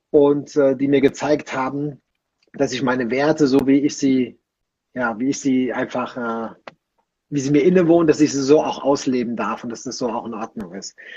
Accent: Rhineland, Germany; Bei uns im Rheinland oder ja doch im Rheinland, wo ich herkomme, da sagte man äh, geflissentlich Quartalssäufer.

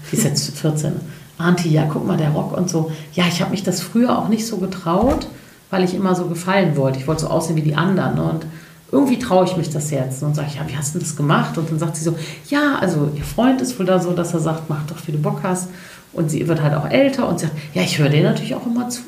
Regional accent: Cologne, North Rhine-Westphalia, Germany; Ich bin ja Kölnerin, deswegen und .de e war einfach weg.

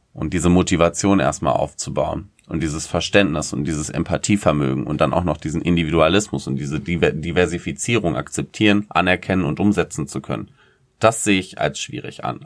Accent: Germany

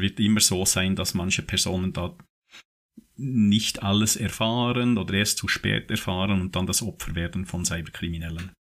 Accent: Switzerland; bei uns in der Schweiz

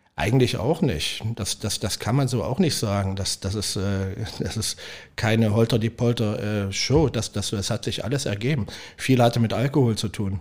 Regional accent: Leipzig, Saxony, Germany; moved away as an adult; also born or lived in Weisenheim am Berg, Palatinate / St. Pauli, Hamburg; now in Hamburg, Germany; Ich bin Großstadtkind, ich komme aus Leipzig

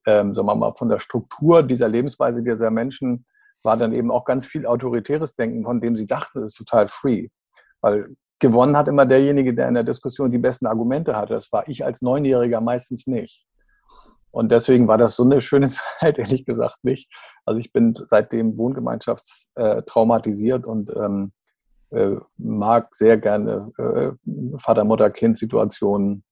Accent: Schleswig-Holstein, Germany; also born or lived in Kiel / Dithmarschen; Ich komme aus Schleswig-Holstein.

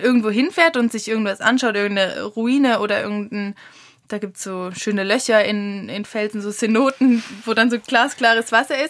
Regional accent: Germany; wir Deutschen sind halt einfach nur mal, glaube ich, ein Volk, die privilegiert sind, viel zu reisen

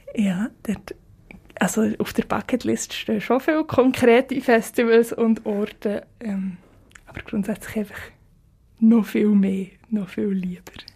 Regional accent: Switzerland; accent: Swiss German; first language Swiss German; also born or lived in Zurich; in meiner Muttersprache

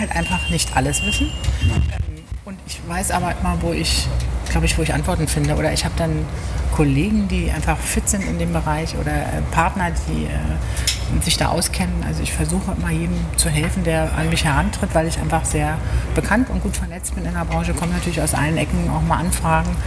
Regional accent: Berlin, Germany; Hermsdorf, äh, Weidmannslust, ähm, habe ich gewohnt. Hermsdorf äh, bin ich zur Schule gegangen

